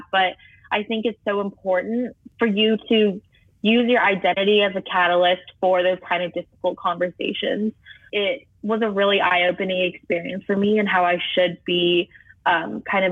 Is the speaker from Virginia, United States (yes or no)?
yes; Fairfax, Virginia, United States; I'm 17, and I'm from Fairfax, Virginia